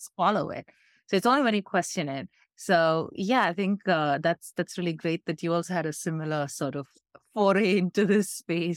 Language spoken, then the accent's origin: English; India; I'm coming from India where this is quite, we, we have really serious problems here